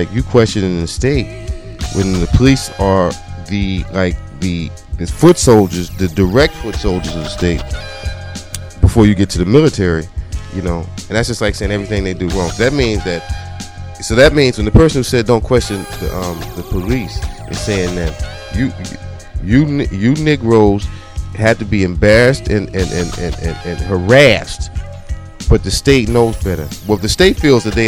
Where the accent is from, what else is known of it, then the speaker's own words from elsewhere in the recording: New York, United States; moved away; also born or lived in New Jersey / Washington, D.C.; I represent the D.C. and the up north, but I was born in New York.